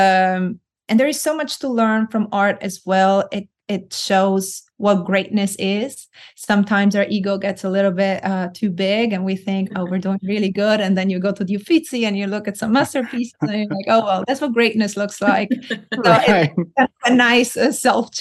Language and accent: English; Florence, Tuscany, Italy; moved away as an adult; also born or lived in Rome; I am Italian from Florence, born and raised.